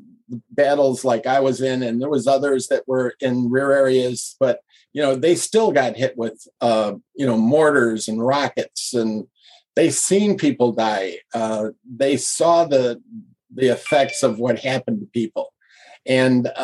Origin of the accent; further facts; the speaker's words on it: Chicago, Illinois, United States; I'm from Chicago